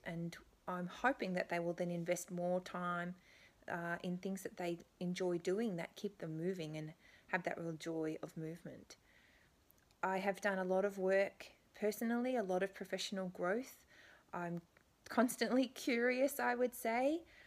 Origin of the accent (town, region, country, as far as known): Canberra, Australian Capital Territory, Australia; born or raised there; moved away as an adult; now in Beijing, China